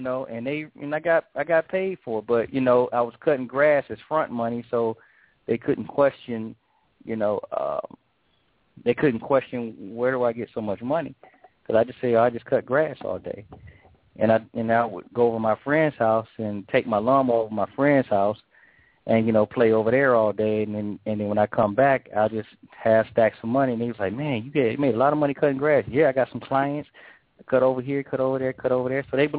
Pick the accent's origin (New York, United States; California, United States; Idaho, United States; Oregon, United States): New York, United States; When I say we, me, my cousin, you know, most of my boys, we all grew up in an apartment building in Midtown Manhattan.